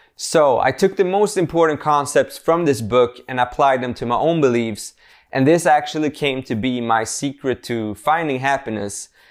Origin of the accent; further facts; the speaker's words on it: Sweden; English is a second language; I'm born and raised in Sweden